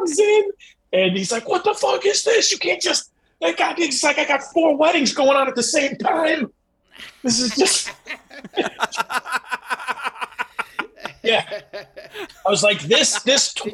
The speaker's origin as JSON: {"language": "English", "town": "Chicago", "region": "Illinois", "country": "United States", "tie": "born or raised there"}